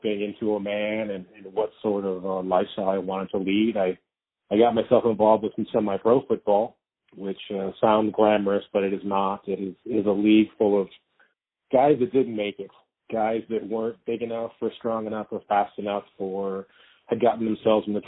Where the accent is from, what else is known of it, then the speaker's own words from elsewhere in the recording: Ohio, United States; I grew up in Ohio